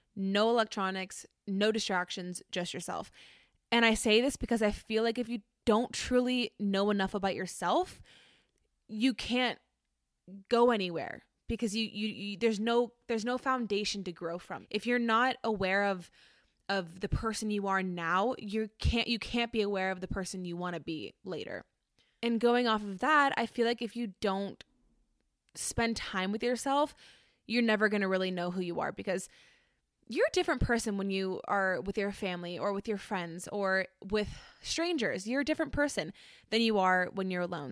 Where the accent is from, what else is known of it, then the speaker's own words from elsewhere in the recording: Orlando, Florida, United States; I grew up in Orlando